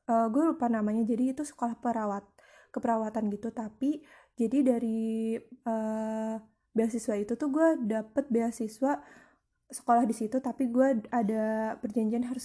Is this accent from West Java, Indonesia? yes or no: yes; Bekasi, West Java, Indonesia; also born or lived in Jakarta; gue lahir di Jakarta. Sebelumnya itu terus gue pindah tahun 90 atau 9 atau 2000 gitu ya aku lupa itu ke Bekasi nah jadi sekolah gue itu yang pasti awal TK itu di Bekasi